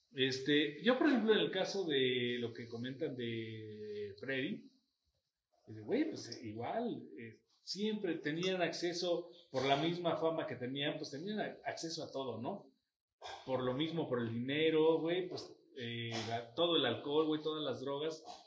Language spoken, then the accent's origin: Spanish; Mexico; los machos mexicanos